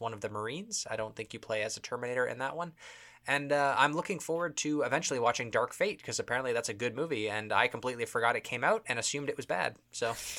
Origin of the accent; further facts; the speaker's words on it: Toronto, Ontario, Canada; We're from Toronto, Canada.